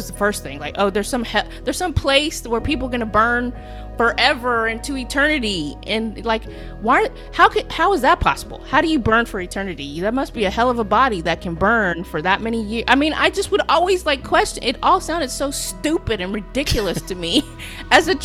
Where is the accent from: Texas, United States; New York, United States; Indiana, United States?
Texas, United States; Houston; I grew up in Houston, Texas